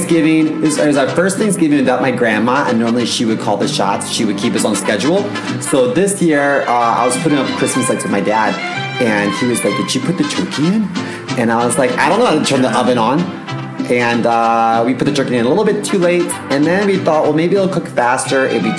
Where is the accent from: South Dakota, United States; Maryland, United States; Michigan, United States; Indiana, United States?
Maryland, United States; moved away; also born or lived in Chicago; I grew up in Maryland